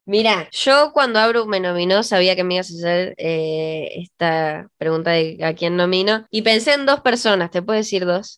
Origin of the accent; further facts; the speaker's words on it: Ezeiza, Buenos Aires Province, Argentina; now in San Martín, Argentina; en mi infancia me, me crié en Ezeiza